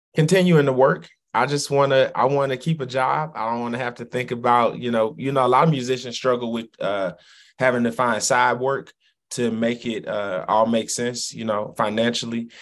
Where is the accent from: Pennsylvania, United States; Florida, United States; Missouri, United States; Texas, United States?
Missouri, United States; St. Louis; My grandparents' address was 12 11 uh, in St. Louis